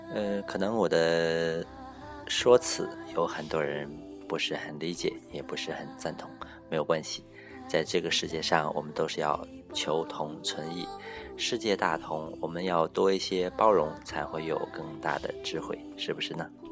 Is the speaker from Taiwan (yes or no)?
no; Northeast China, China; moved away; 我是东北人